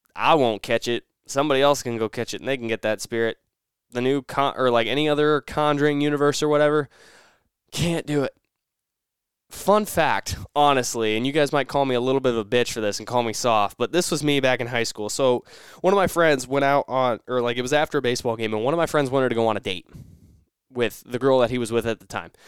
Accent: Nebraska, United States; growing up in Nebraska

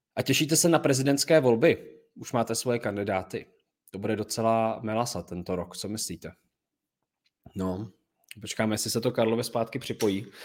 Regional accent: Czechia; my jsme Češi

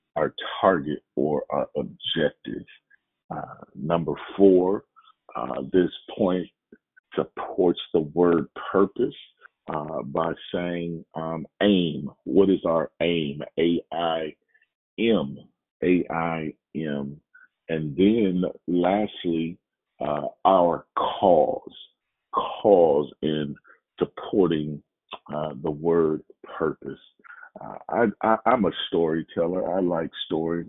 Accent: Oakland, California, United States; moved away as an adult; also born or lived in Louisiana; I was born in Oakland, California, uh, went to school in Oakland, California, then went on to college in Louisiana

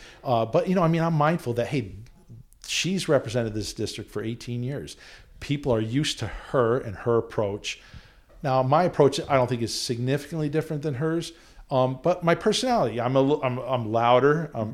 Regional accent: Queensbury, New York, United States; also born or lived in Newport, Rhode Island / Potsdam, New York; I grew up in Queensbury and I went to school at Clarkson in Potsdam

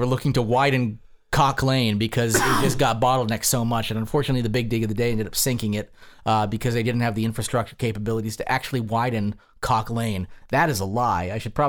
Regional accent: Newfoundland and Labrador, Canada; Why? I'm from Newfoundland. I am.

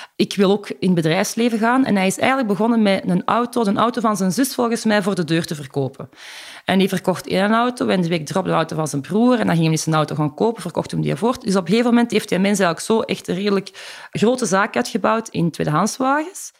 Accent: Rijkevorsel, Flanders, Belgium; moved away as an adult; also born or lived in Antwerp / Ghent; ik ben eh, geboren in de Hoge Noorderkempen, in Rijkenvorsel.

